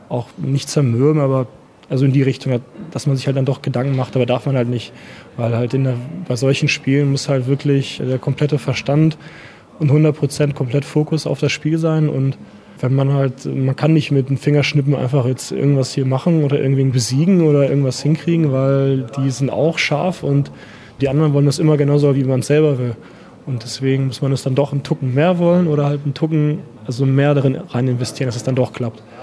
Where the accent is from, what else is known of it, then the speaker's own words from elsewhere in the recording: Hillesheim, Rhineland-Palatinate, Germany; first language Russian; German is a second language; also born or lived in Erlangen; in meinem Rathaus gefragt in Hillesheim damals